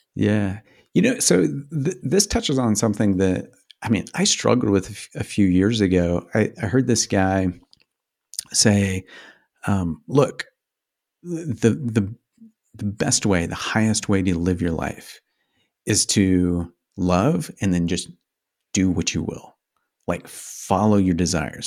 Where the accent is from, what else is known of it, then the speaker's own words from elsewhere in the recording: Midwest, United States; I grew up in the Midwest